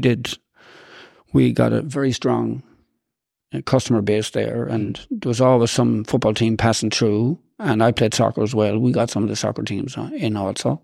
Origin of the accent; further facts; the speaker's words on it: Boyle, Connacht, Ireland; we were growing up in Saint Ronan's